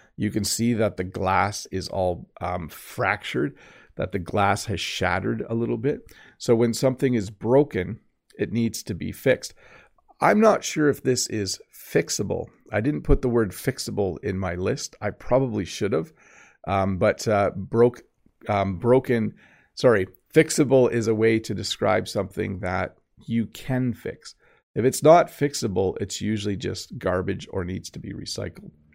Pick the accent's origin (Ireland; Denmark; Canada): Canada; I am Canadian